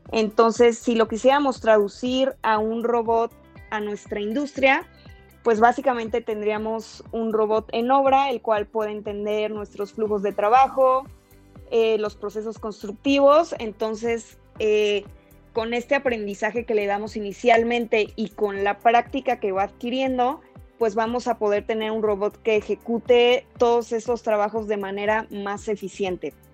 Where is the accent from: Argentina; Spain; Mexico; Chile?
Mexico; Mexico City; soy arquitecta de la Ciudad de México.